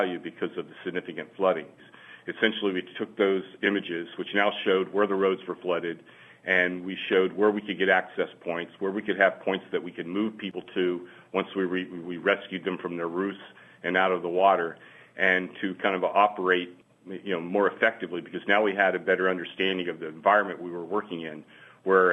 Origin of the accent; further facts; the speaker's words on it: Louisiana, United States; Louisiana is my home. I'm born and raised in Louisiana